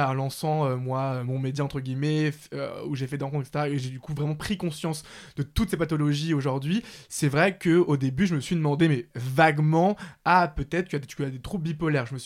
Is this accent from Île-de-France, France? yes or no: yes; Paris, Île-de-France, France; J'ai grandi à Paris, bah, d'ailleurs pas loin euh, de, chez moi actuellement, chez mes parents dans le 19e.